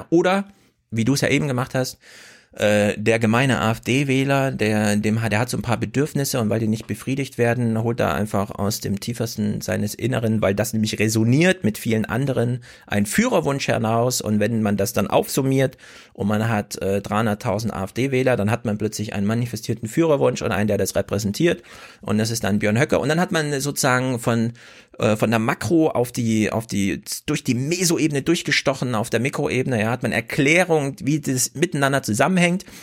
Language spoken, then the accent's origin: German; East Germany, Germany; ich bin doch ein Ossi und da fand doch eine Wahl statt. Und dann resoniert das irgendwie mit mir, weil ich denke, ja stimmt, ich habe doch auch mal im Osten gelebt.